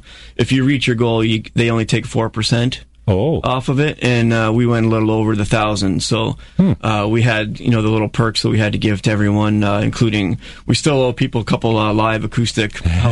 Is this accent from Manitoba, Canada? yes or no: no; Niagara Falls, Ontario, Canada; We're from Niagara Falls.